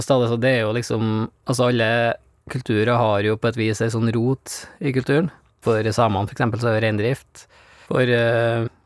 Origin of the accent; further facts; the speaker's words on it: Greenland; Der jeg kommer fra, setter du fram sådd.